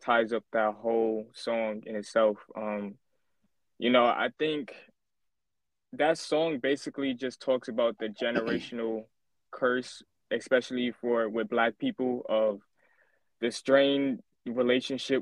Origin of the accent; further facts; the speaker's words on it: New York City, New York, United States; also born or lived in Staten Island, New York; Shout out to Flatbush. Yeah, man. That's where I grew up there my whole life. That's all I know. I now live in Staten Island.